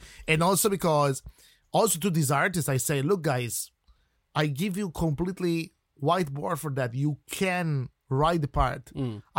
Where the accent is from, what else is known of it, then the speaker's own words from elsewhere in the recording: Turin, Piedmont, Italy; English is a second language; moved away as an adult; now in Ireland; I'm coming from the north of Italy, okay, I come from Turin